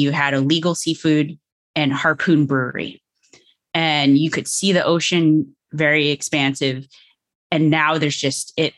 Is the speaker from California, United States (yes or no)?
no; Cape Cod, Massachusetts, United States; moved away as an adult; also born or lived in Boston, Massachusetts / Washington, District of Columbia, United States; I am from Boston, Massachusetts. I actually grew up on Cape Cod